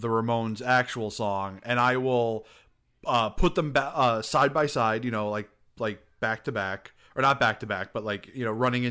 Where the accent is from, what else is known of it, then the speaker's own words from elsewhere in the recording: United States; down here in America